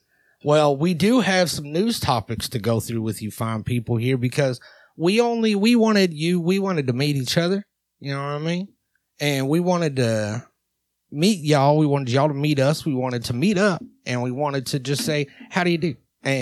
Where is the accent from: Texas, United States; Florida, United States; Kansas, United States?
Texas, United States; born there; we got myself, which is a down-home country. I was born in Texas.